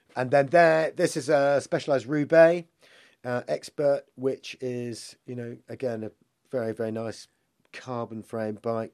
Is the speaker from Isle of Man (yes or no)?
yes; Isle of Man; So I grew up in the Isle of Man, and I grew up in a rural location